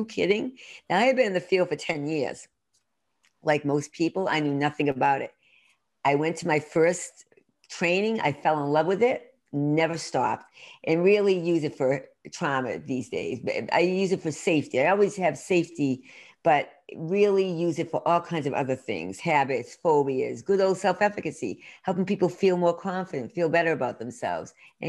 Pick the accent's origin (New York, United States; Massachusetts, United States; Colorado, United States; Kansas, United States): Massachusetts, United States; Worcester; also born or lived in Boston; I grew up in Central Mass, Worcester, Mass, and I'm really did full circle, lived in Boston for many years outside and back here now